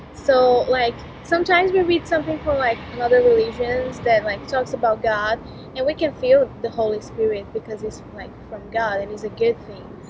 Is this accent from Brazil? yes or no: yes; Brazil; English is a second language; moved away as an adult; now in United States; I'm from Brazil.